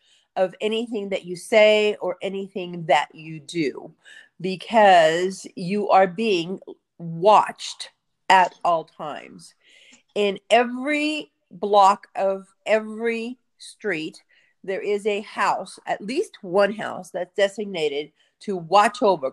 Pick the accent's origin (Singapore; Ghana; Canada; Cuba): Cuba; now in United States; I was born in Cuba. My family escaped communism in 1967. We came to the United States as Cuban refugees